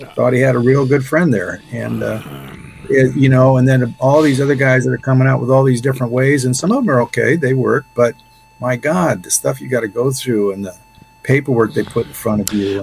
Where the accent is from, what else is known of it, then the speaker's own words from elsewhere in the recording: Ohio, United States; I was born in 1948 in Ohio